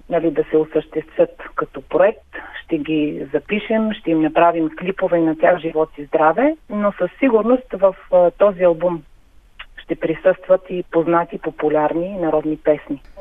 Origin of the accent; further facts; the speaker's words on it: Haskovo, Haskovo Province, Bulgaria; Аз съм от Хасково, от Хасковския край съм.